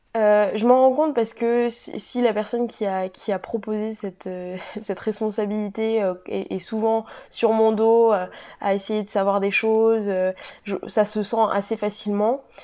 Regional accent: Cesson, France; moved away as an adult; also born or lived in Montpellier; je suis originaire de Cesson

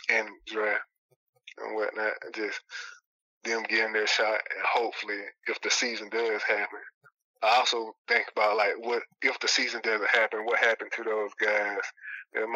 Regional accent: Moultrie, Georgia, United States; my hometown, Moultrie, Georgia

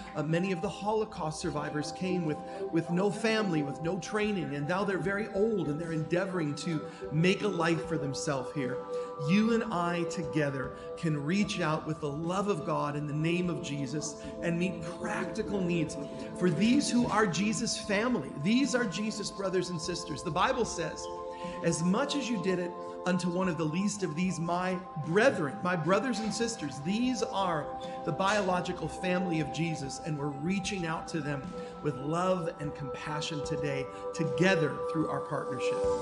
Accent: Denver, Colorado, United States; moved away as an adult; now in Israel; I came here from Denver, Colorado. That's where I grew up

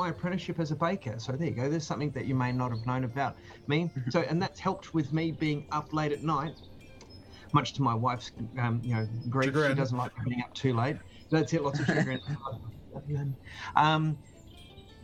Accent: Katherine, Northern Territory, Australia; now in Adelaide, Australia; I was born down here, but I grew up in the Northern Territory up here.

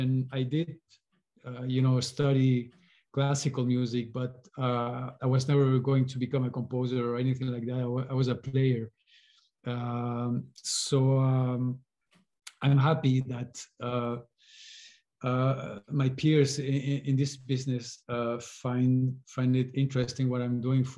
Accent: Chile; I was born in Chile, and culturally speaking, folk music was very present

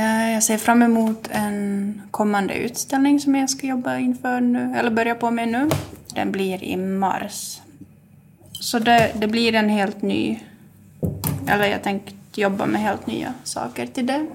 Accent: Jakobstad, Ostrobothnia, Finland; jag kommer härifrån trakten, Jakobstadstrakten och bor här

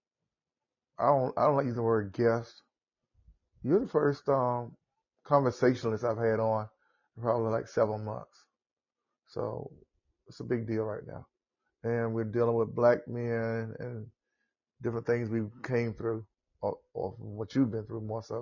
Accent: the South, United States; accent: southern; this is my southern accent, so I'm in the south.

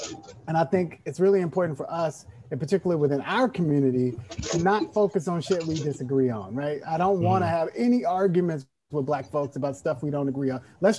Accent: Oakland, California, United States; also born or lived in Alabama / East Texas; I came from Alabama. We moved to Texas. I lived in East Texas for a couple of years. Then we moved to Northern California. Where I went to high school in Oakland, went to El Cerrito High School

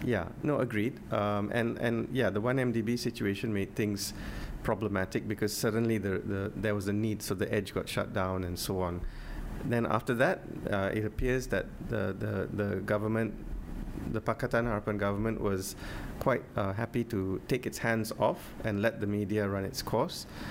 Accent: Penang, Malaysia; I'm from Penang

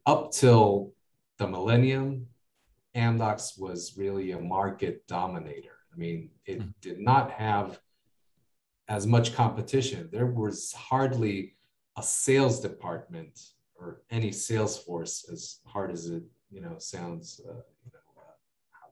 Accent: United States; accent: American; now in Israel; I grew up in the States

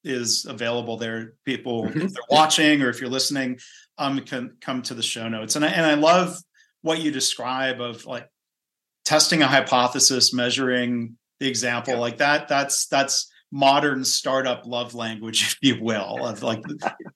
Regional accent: Detroit, Michigan, United States; I grew up in the Detroit suburbs right off of 5 Mile

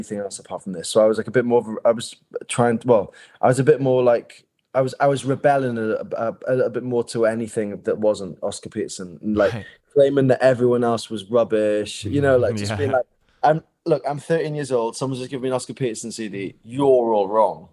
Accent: Neath, Wales, United Kingdom; in Neath where I grew up in South Wales

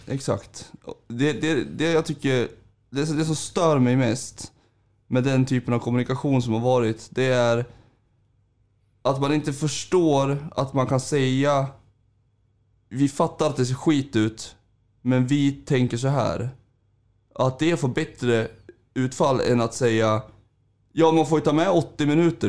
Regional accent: Sundsvall, Västernorrland County, Sweden; när jag flyttade hit som femåring

